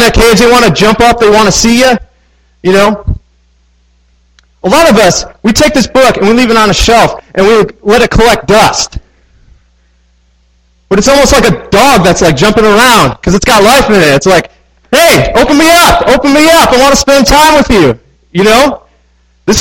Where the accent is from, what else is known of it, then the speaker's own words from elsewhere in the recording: Midwest, United States; now in Manassas, United States; I grew up in the Midwest.